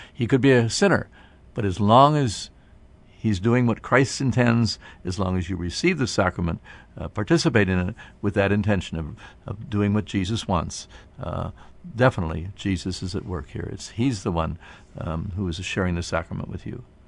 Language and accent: English; Canton, Ohio, United States; people in my hometown here of Canton